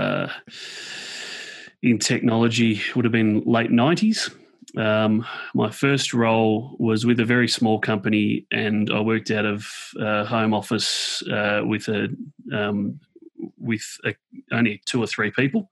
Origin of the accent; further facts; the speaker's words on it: Woodend, Victoria, Australia; I'm an Australian from a little town called Woodend, which is just out of Melbourne.